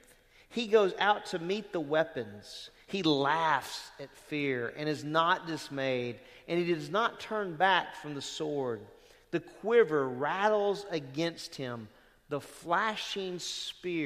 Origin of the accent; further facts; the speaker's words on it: Lake Charles, Louisiana, United States; I'm from Lake Charles, Louisiana